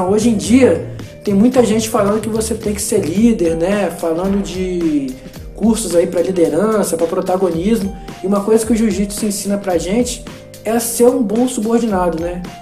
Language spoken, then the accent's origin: Portuguese; Brazil; faixa azul, e assim como o jiu-jitsu, eu sou brasileiro, né?